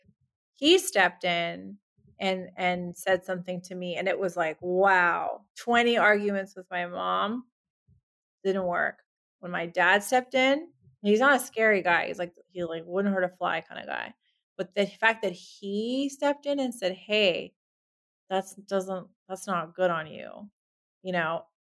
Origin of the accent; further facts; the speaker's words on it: Southern California, United States; I grew up in Southern California